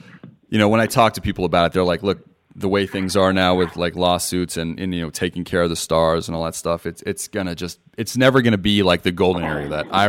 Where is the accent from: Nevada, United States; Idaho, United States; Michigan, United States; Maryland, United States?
Nevada, United States; Las Vegas; I'm from Vegas, so boxing's a huge thing for us out here.